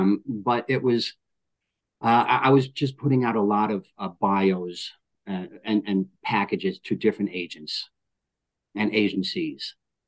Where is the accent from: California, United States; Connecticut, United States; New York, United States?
New York, United States; New York City; moved away as an adult; also born or lived in Texas; now in San Diego, United States; I'm from New York, and in New York, Rockaway Beach, New York